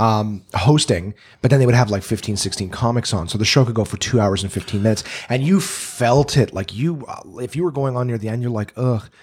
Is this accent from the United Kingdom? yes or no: no; Canada; I'm Canadian